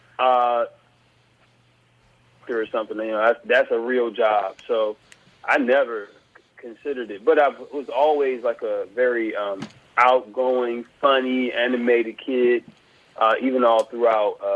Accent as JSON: {"language": "English", "town": "South Boston", "region": "Virginia", "country": "United States", "tie": "born or raised there", "said": "I grew up in South Boston, Virginia."}